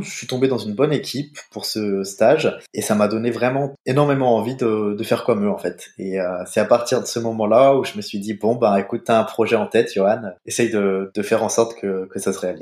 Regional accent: Saint-Étienne, Auvergne-Rhône-Alpes, France; moved away as an adult; also born or lived in Hamburg, Germany; now in Erfurt, Germany; La ville dans laquelle j'ai grandi, donc Saint-Étienne, en France

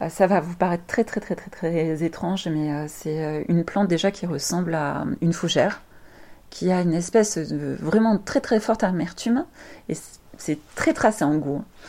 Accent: France; en tant que français

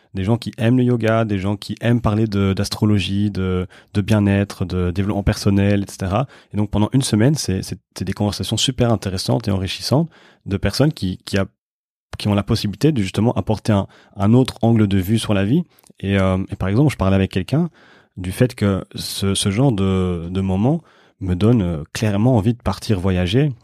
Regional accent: Brussels, Brussels-Capital Region, Belgium; je suis de Bruxelles

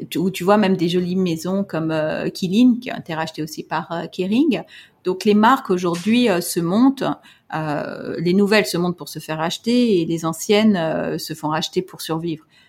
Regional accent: France; moved away as an adult; now in Hong Kong; j'ai grandi en France

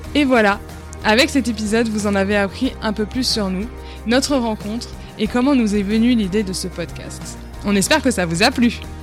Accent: Paris, Île-de-France, France; moved away as an adult; now in Los Angeles, United States; J'étais d'origine de, Paris

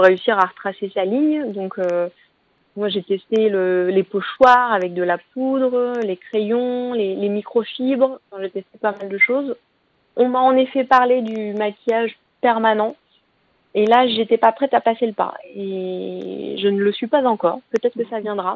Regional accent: Normandy, France; moved away; also born or lived in Paris region; On a quitté la région parisienne, on s'est installé en Normandie, ma région natale

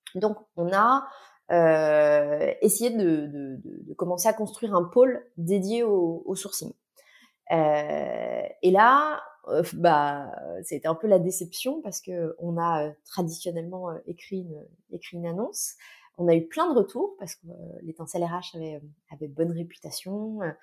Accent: Nantes, Pays de la Loire, France; moved away; also born or lived in Vendée / Paris; Je suis originaire de Nantes

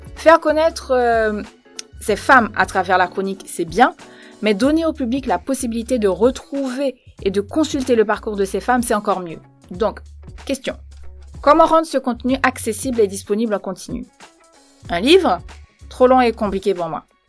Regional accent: Port-au-Prince, Ouest, Haiti; moved away as an adult; now in France; Je suis née à Port-au-Prince en Haïti en 1987.

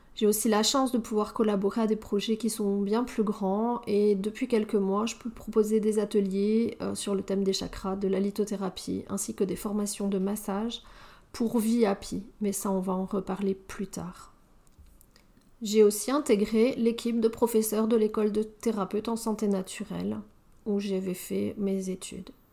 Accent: France; moved away as an adult; now in Belgium; je suis française, mais effectivement, je vis en Belgique

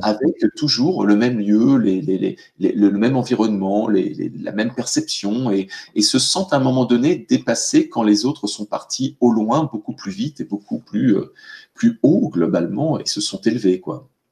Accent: France; nous, en, France

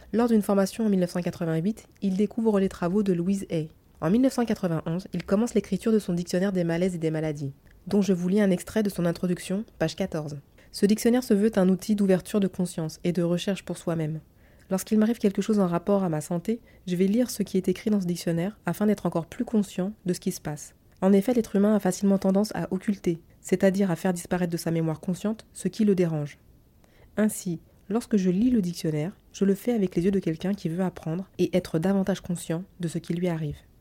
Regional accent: France; nous les Frenchies

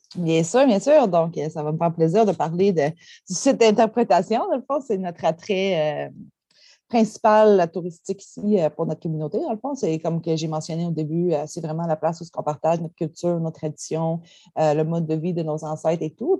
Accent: Gaspé, Quebec, Canada; je suis membre de la Nation Mi'kmaq de Gaspeg

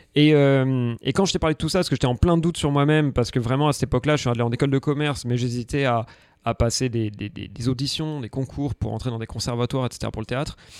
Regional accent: Aix-en-Provence, Provence-Alpes-Côte d'Azur, France; also born or lived in Paris; now in Marseille, France; je viens d'Aix

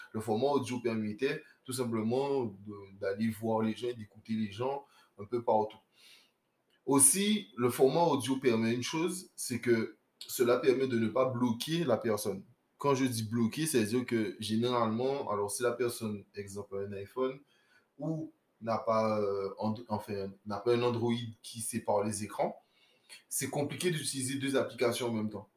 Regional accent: Guadeloupe; moved away; je, suis Guadeloupéen. Je suis Guadeloupéen et j'ai fait mon retour au pays

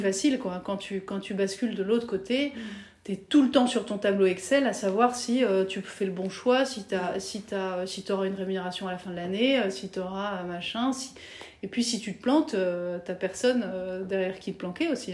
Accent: France; moved away as an adult; also born or lived in Paris / Belgium; now in Brussels, Belgium; pour une française

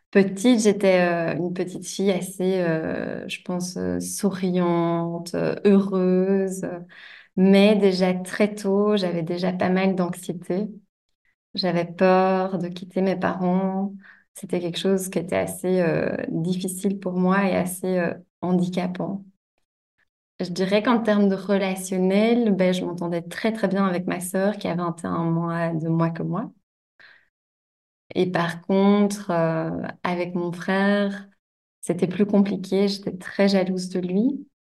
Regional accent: Belgium; donc je viens de Belgique. Euh, j'ai grandi à la campagne, à 20 minutes de Bruxelles environ.

